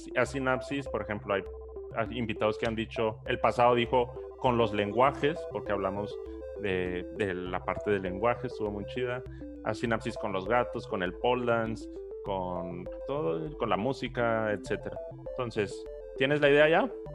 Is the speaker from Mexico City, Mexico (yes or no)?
no; Chihuahua, Mexico; now in Monterrey, Mexico; Yo ni soy regio, yo soy chihuahuense